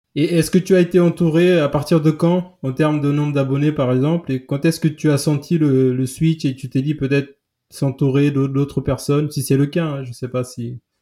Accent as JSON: {"language": "French", "area": "Santa Catarina", "region": "Santiago", "country": "Cape Verde", "moved": "yes", "said": "Je suis de Santa Catarina"}